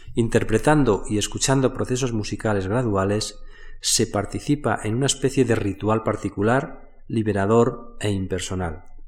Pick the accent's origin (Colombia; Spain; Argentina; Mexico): Spain